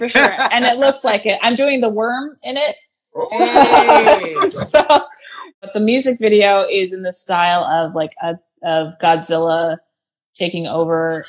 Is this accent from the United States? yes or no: yes; Bay Area, California, United States; now in Los Angeles, United States; I'm in L.A. I'm from the Bay Area